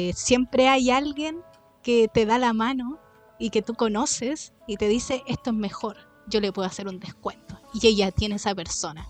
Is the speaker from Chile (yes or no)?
yes; Chile; uno como es chileno